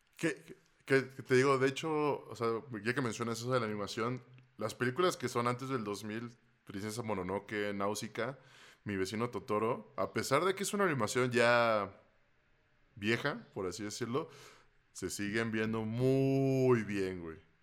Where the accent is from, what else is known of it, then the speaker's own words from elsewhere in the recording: Veracruz, Mexico; moved away; cuando vivía en Veracruz